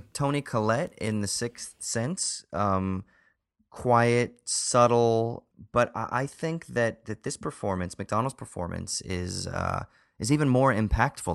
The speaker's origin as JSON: {"language": "English", "area": "Southern Orange County", "region": "California", "country": "United States", "tie": "born or raised there", "said": "I grew up in a neighborhood just like that. I'm from Southern Orange County, right? So I grew up in Yuppieville"}